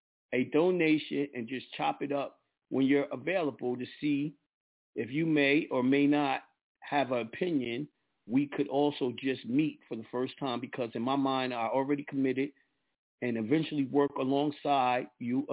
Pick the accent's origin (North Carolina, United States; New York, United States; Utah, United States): New York, United States; I'm a New Yorker